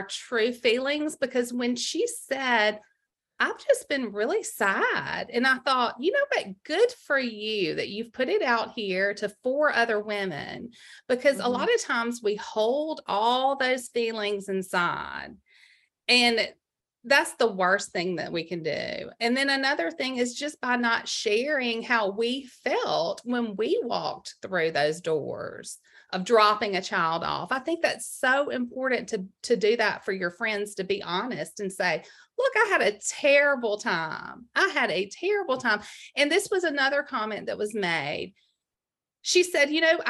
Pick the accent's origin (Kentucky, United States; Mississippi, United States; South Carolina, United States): Mississippi, United States; I'm from Mississippi